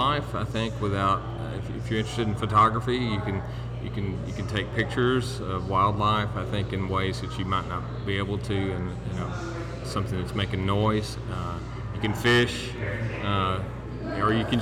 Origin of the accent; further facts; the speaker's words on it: Murray, Kentucky, United States; moved away as an adult; also born or lived in Knoxville, Tennessee; now in Maryville, United States; I grew up in Murray, Kentucky, which is at the lower end of the Tennessee River